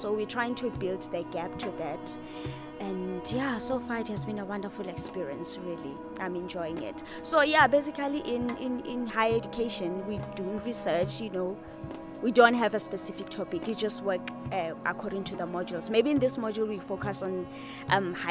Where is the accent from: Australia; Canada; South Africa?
South Africa; Free State; we're from the Free State